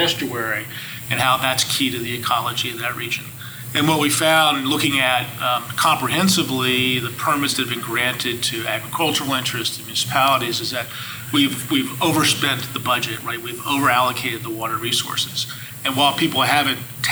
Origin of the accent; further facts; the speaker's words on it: United States; I grew up on the Chesapeake. My family still has a farm on the eastern shore there.